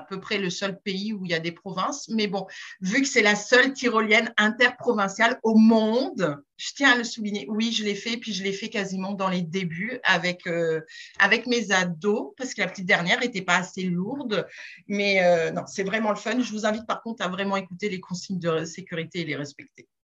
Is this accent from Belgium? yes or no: no; Strasbourg, Grand Est, France; accent: French; moved away as an adult; now in Quebec, Canada; je ne suis pas québécoise d'origine, je suis française, je suis née à Strasbourg